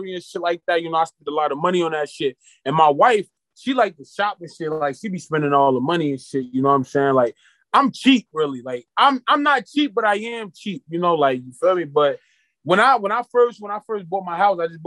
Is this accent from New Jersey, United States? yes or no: yes; Irvington, New Jersey, United States; I grew up in an urban community. I grew up in Irvington, New Jersey.